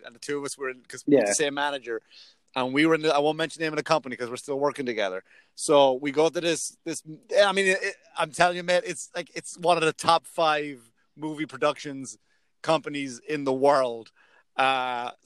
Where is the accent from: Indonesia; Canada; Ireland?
Ireland; moved away; I'm Irish